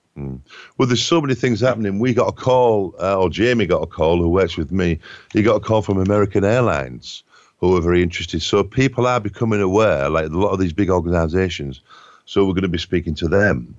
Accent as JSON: {"language": "English", "region": "England", "country": "United Kingdom", "said": "I'm from England"}